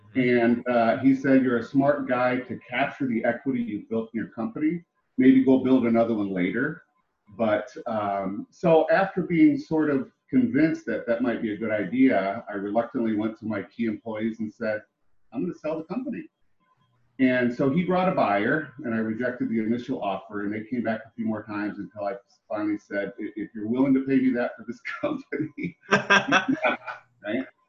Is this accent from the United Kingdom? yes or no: no; Ohio, United States; moved away as an adult; now in Texas, United States; I'm actually originally from Ohio. I made my way here after I got out of the service uh, when I was a very young man